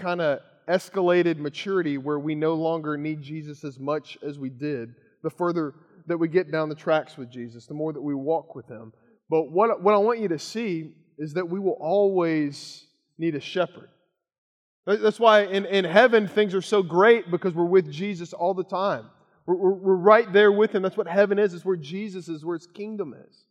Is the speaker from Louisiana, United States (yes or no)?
no; Kentucky, United States; moved away; growing up in Kentucky